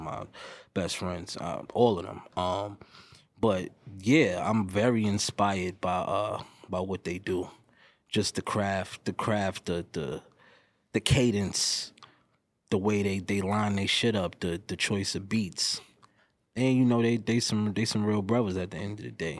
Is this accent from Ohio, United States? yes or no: no; New York, United States; I'm also from New York